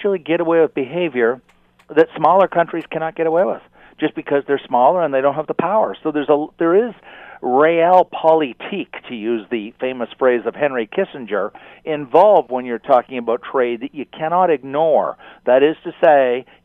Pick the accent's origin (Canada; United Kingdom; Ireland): Canada; I'm not an American, I'm a Canadian